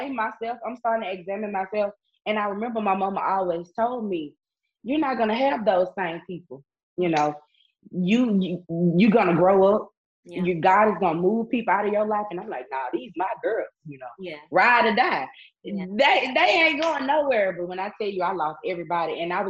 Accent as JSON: {"language": "English", "town": "Itta Bena", "region": "Mississippi", "country": "United States", "tie": "born or raised there", "also_born_or_lived": "Jackson, Mississippi", "said": "I had to move back home to my hometown, Itabena"}